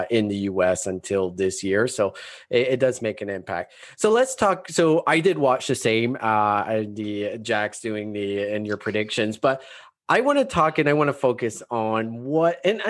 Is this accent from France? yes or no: no; Canada; we're Canadian